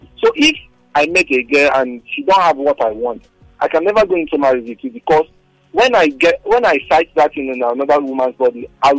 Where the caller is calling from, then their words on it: Lagos, Nigeria; calling from Lekki.